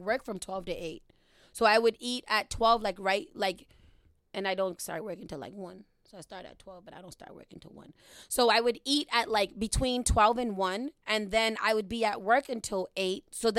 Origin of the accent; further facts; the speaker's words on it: Boston, Massachusetts, United States; I'm right from where I live now, right in Dorchester. Dorchester-Roxbury line. I think I'm technically Roxbury.